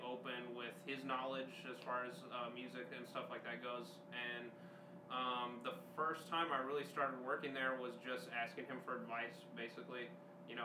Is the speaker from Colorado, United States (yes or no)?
no; Brownsville, Texas, United States; also born or lived in Denton, Texas; I grew up in Brownsville, Texas here. Lived there for like the majority of my life.